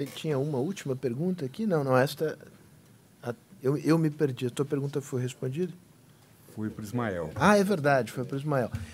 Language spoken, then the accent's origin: Portuguese; Brazil; como brasileiro